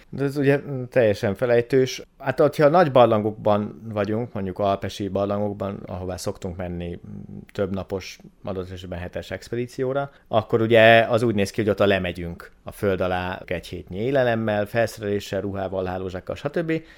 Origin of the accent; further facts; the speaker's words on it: Hungary; moved away as an adult; also born or lived in Szeged; Én a Börzsönyben nőttem föl